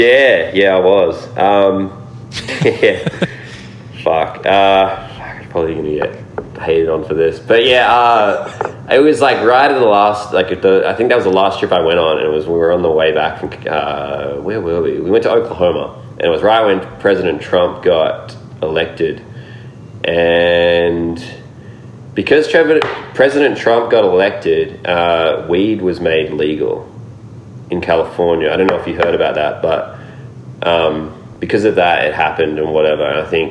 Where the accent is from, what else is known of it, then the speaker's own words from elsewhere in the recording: Australia; I was just like, I'm just going to go home and, you know, work a job, or, you know, just continue being an Australian skateboarder